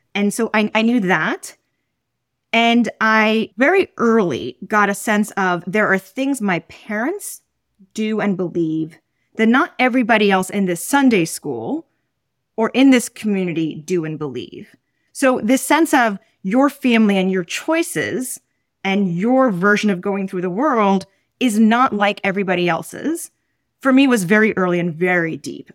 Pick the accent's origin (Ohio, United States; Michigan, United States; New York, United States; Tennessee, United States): New York, United States; New York City; where I grew up, which is Roman Catholic